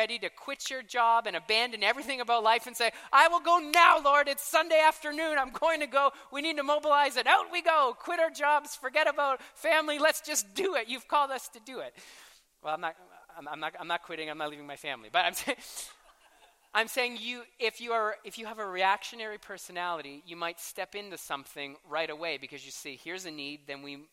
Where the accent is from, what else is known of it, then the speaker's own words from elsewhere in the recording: Canada; I am a passionate Canadian for 9 months a year